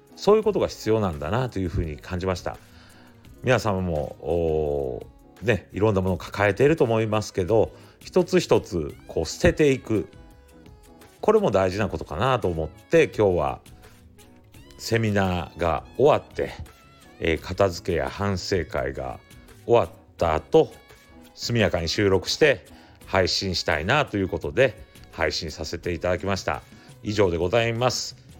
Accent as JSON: {"language": "Japanese", "town": "Ise", "region": "Mie", "country": "Japan", "tie": "born or raised there", "said": "日本に戻って私たちの地元伊勢市なんですけれども地元に戻って"}